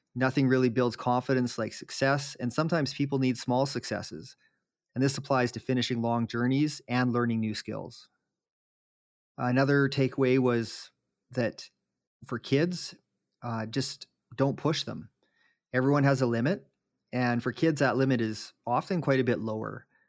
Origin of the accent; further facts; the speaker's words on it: Jasper, Alberta, Canada; when I was growing up in Jasper